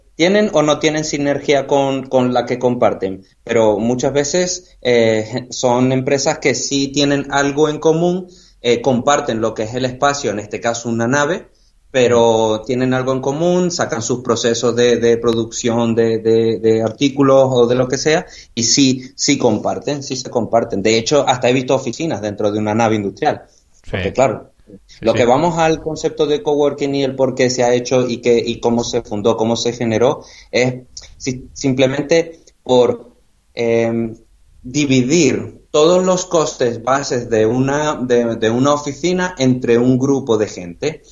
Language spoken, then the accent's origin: Spanish; Venezuela; moved away as an adult; also born or lived in United Kingdom; now in Marbella, Spain; yo soy venezolano. Yo después de terminar mis estudios en Venezuela me, me, fui al Reino Unido